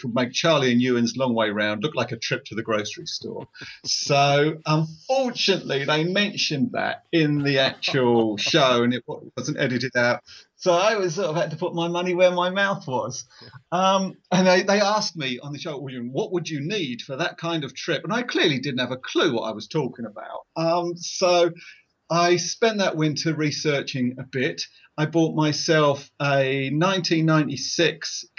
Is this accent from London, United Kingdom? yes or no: no; Essex, East of England, United Kingdom; I'm from Essex in England.